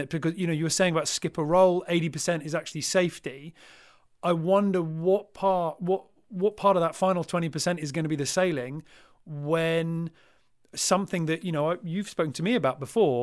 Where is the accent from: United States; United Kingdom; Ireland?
United Kingdom; as a British sailor